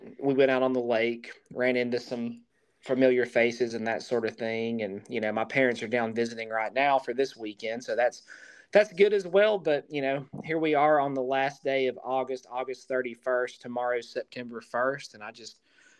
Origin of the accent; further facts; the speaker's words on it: Virginia, United States; I grew up in Virginia near the Tennessee line